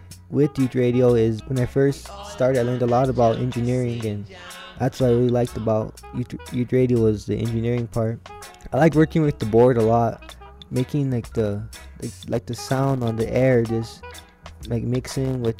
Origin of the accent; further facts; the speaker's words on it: Cochiti Pueblo, New Mexico, United States; I'm from Coach Du Pueblo